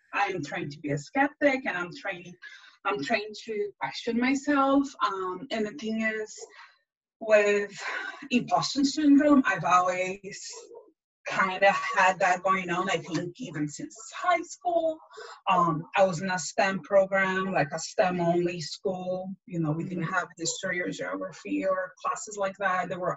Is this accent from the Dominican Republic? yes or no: no; Brazil; English is a second language; moved away as an adult; also born or lived in France; now in United States; born in Brazil and I lived in France for a bit and then I'm back to Brazil. And then I've been in the US for 13 years now.